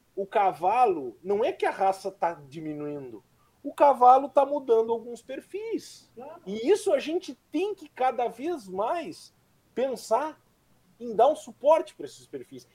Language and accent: Portuguese; Dom Pedrito, Rio Grande do Sul, Brazil; sou natural de Dom Pedrito e que fui criado em Dom Pedrito